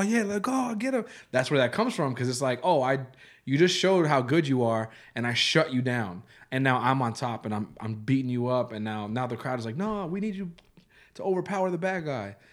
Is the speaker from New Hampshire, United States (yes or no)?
no; New York, United States; I'm from New York